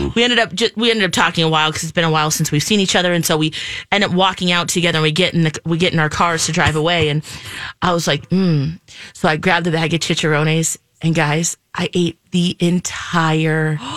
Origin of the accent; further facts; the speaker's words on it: Philippines; I'm Filipina